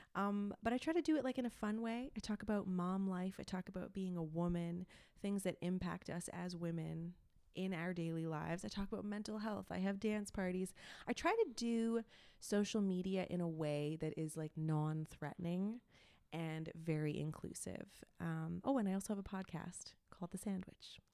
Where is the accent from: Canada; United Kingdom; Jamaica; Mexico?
Canada; Montreal, Quebec; first language English; moved away as an adult; also born or lived in Toronto; I am from a suburb in Montreal, but I usually just say Montreal 'cause that's easier.